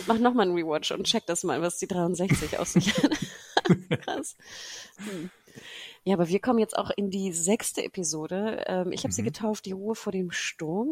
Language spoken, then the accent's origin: German; Germany; wir als Deutsche